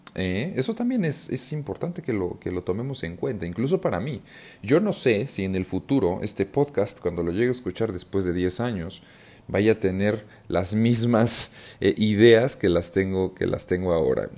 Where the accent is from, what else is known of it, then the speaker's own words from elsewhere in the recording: Mexico; yo que soy mexicano